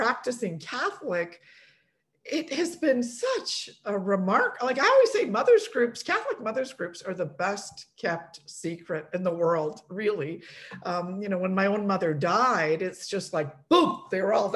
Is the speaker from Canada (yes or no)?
yes; Canada; also born or lived in Poland; I was born in Poland and came to Canada as an immigrant family, and I was only 2 years old